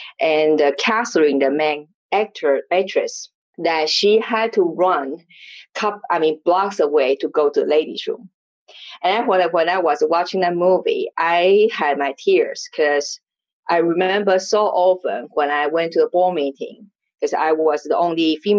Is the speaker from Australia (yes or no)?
no; Taiwan; born or raised there; English is a second language